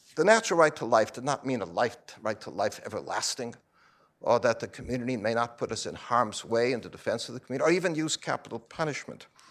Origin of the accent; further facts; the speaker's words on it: Chicago, Illinois, United States; my hometown of Chicago